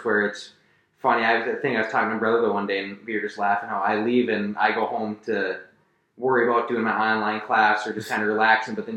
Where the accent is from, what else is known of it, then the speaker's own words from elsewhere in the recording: Roseville, Minnesota, United States; I'm from Roseville, Minnesota here